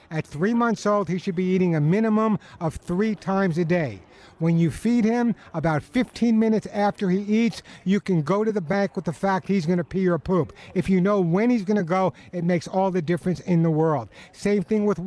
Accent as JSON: {"language": "English", "area": "Long Island", "region": "New York", "country": "United States", "moved": "yes", "said": "I'm a Long Islander"}